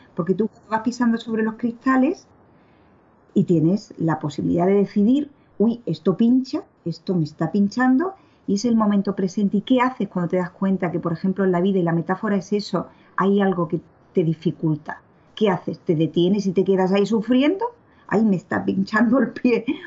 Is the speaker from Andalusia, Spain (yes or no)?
yes; Seville, Andalusia, Spain; moved away as an adult; now in Brussels, Belgium; soy de Sevilla mm, y llevo viviendo y trabajando en Bruselas pues eh, la friolera de 27 años.